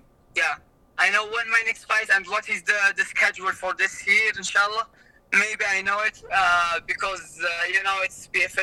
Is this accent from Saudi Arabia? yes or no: yes; Riyadh, Riyadh Province, Saudi Arabia; in my hometown, it's in Saudi Arabia and Riyadh